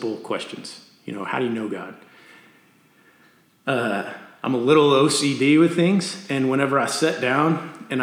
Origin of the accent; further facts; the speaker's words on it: Amarillo, Texas, United States; also born or lived in Canyon, Texas; I'm from Canyon, Texas, and I grew up in Amarillo, moved to Canyon in high school